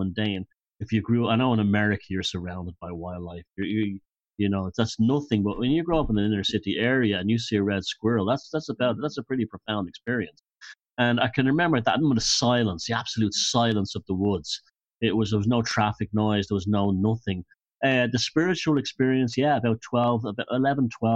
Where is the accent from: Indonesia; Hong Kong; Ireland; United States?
Ireland; Dublin, Leinster; I'm a Dubliner myself